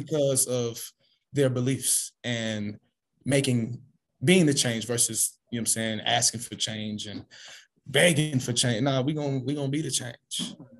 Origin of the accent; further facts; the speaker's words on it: Los Angeles, California, United States; Man, I'm from South Central LA. Gang culture, you know what I'm saying? This is all I know.